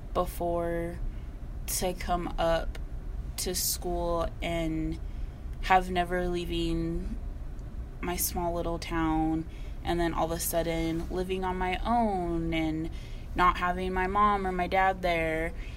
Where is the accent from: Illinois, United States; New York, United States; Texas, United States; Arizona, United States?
Arizona, United States; Miami; moved away as an adult; now in Flagstaff, United States; I'm from the little small town of Miami, Arizona, or like Globe, Miami.